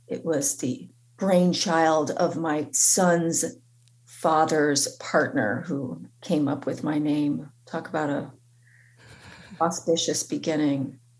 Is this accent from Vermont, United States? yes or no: yes; Vermont, United States; You know, you are from New Hampshire and I'm from Vermont